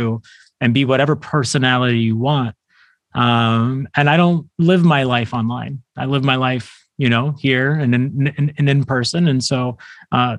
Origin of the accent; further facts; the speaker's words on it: New York City, New York, United States; I'm born and raised in New York City